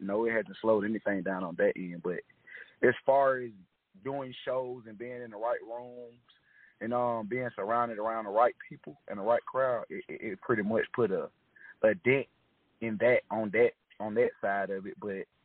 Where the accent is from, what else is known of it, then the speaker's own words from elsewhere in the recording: East Point, Georgia, United States; also born or lived in Miami; I actually grew up in East Point and Miami.